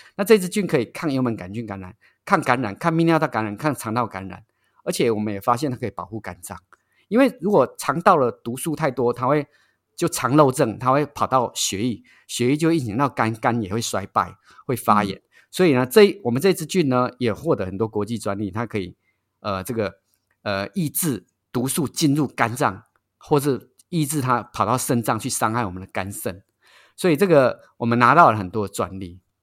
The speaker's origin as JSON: {"language": "Chinese", "country": "Taiwan", "said": "我们台湾人"}